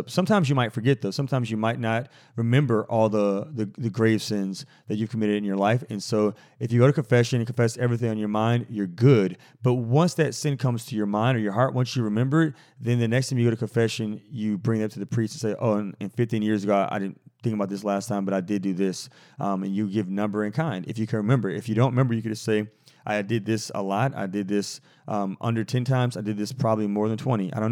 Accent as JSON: {"language": "English", "region": "Midwest", "country": "United States", "tie": "born or raised there", "said": "I was raised in the Midwest and was very unfamiliar with the Catholic faith."}